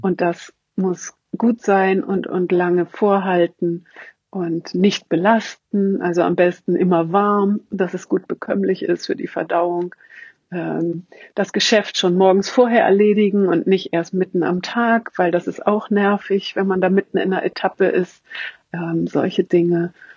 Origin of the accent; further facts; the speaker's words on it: Hamburg, Germany; ich komme aus Hamburg